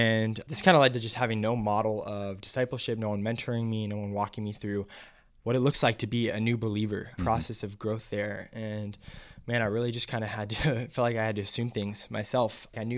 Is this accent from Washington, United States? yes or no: yes; Seattle, Washington, United States; I'm from West Coast, Seattle, Washington.